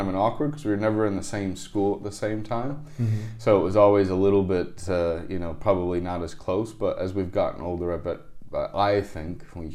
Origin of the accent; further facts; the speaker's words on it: St. Louis, Missouri, United States; also born or lived in Iowa City, Iowa; back to St. Louis, Missouri, where my parents are originally from. And then I grew up there